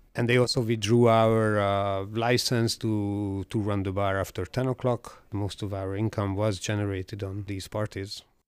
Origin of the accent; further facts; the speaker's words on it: Budapest, Hungary; I am from Budapest. I was born here.